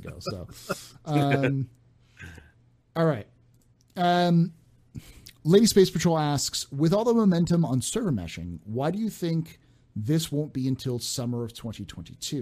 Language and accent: English; San Francisco Bay Area, California, United States; I grew up in the San Francisco Bay Area.